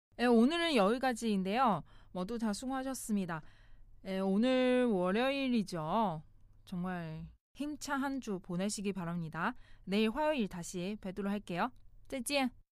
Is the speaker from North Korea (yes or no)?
no; China; now in South Korea; 중국에서 온 저